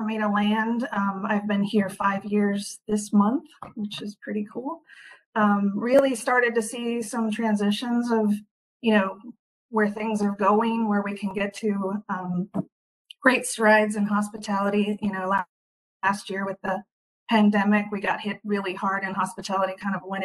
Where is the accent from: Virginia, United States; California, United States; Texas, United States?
California, United States; also born or lived in Hawaii; now in Washington, United States; I am from California originally, moved up to Washington